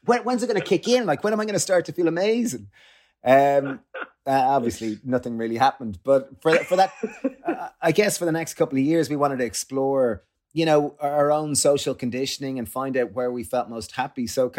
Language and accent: English; Greystones, County Wicklow, Ireland; So like, I guess growing up in Greystones, you were told, you know, you should get a job and maybe get a successful job and then buy a house and get married and then you'll be happy and then you're a good lad.